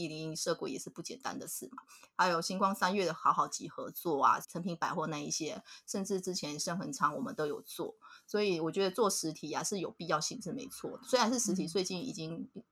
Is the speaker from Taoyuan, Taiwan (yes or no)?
no; Nantou County, Taiwan; 我们嗯。就是南投人嘛